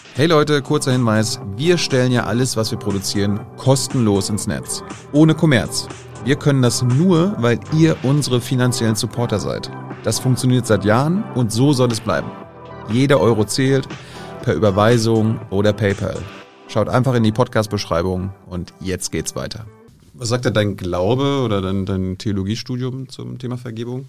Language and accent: German; Mecklenburg-Vorpommern, Germany; als Mecklenburger